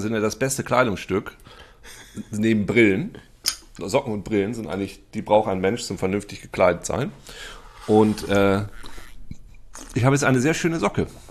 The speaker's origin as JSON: {"language": "German", "area": "East Frisia", "region": "Lower Saxony", "country": "Germany", "said": "bei uns in Ostfriesland"}